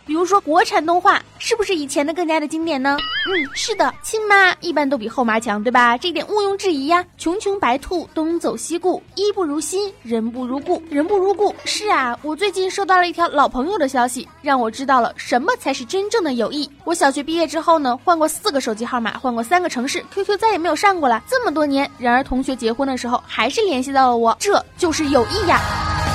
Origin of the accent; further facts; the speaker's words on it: Northeast China, China; 我是个东北人